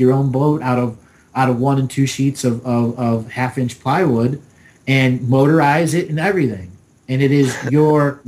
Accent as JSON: {"language": "English", "town": "Cleveland", "region": "Ohio", "country": "United States", "tie": "born or raised there", "said": "I grew up in Cleveland, Ohio"}